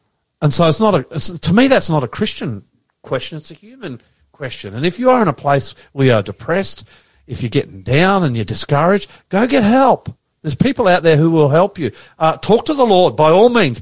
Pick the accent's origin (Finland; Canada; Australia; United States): Australia; I'm an Australian, my wife's an Indonesian